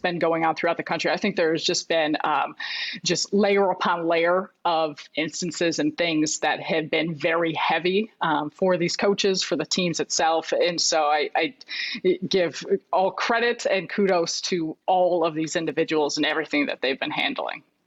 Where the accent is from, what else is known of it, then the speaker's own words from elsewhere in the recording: Chicago, Illinois, United States; I grew up in Chicago.